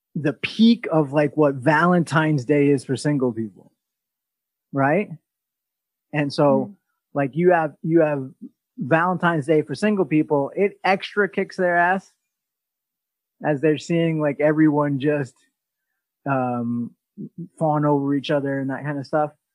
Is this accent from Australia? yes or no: yes; Australia; now in New York City, United States; I'm from Australia